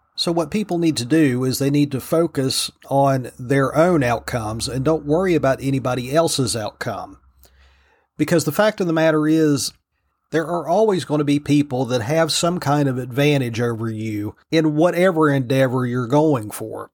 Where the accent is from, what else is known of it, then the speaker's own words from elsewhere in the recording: Virginia, United States; Virginia, my home state, the Old Dominion